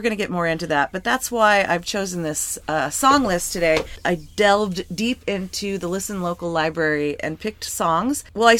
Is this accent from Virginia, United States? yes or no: no; Lancaster, California, United States; moved away; We grew up in Lancaster, California, the high desert.